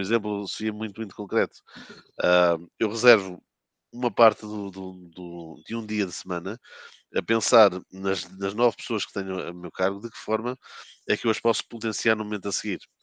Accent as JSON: {"language": "Portuguese", "town": "Porto", "region": "Norte", "country": "Portugal", "tie": "born or raised there", "moved": "as an adult", "lives_now": "Lisbon, Portugal", "said": "sou um, natural de, do Porto, resido em Lisboa desde 2006"}